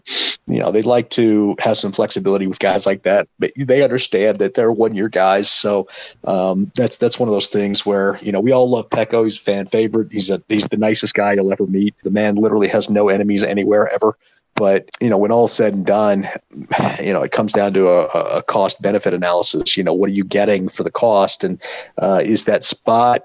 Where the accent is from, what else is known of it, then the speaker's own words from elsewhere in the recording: St. Louis, Missouri, United States; I was born in St. Louis